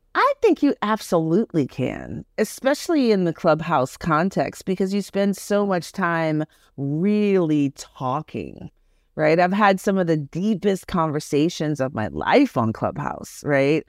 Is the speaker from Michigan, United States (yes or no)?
no; New York City, New York, United States; also born or lived in Jamaica / Texas; grew up in Flatbush in Brooklyn, v-, predominantly Caribbean neighborhood.